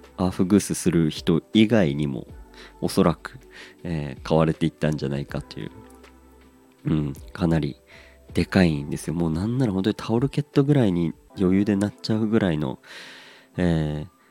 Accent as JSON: {"language": "Japanese", "town": "Hirosaki", "region": "Aomori", "country": "Japan", "tie": "born or raised there", "moved": "yes", "said": "僕はまあ出身青森の中でも弘前ってところなんですけど"}